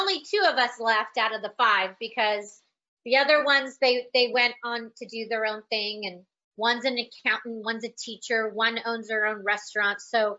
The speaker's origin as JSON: {"language": "English", "town": "Des Moines", "region": "Iowa", "country": "United States", "tie": "born there", "also_born_or_lived": "California", "said": "And I was born in Des Moines, Iowa. So back there, we moved out to California"}